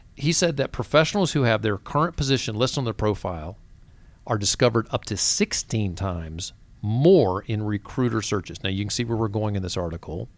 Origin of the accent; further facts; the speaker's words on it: the South, United States; I'm from the South